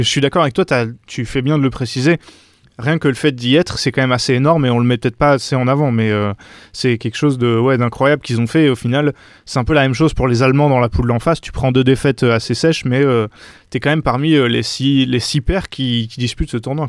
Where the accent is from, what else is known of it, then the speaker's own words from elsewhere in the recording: France; en tant que français